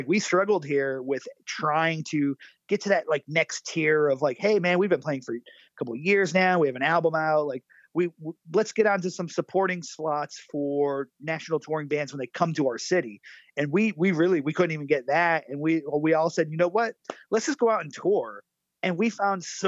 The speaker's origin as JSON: {"language": "English", "region": "Connecticut", "country": "United States", "also_born_or_lived": "Boston", "moved": "yes", "lives_now": "Austin, United States", "said": "I'm originally from the East Coast, by the way. I'm a Connecticut guy."}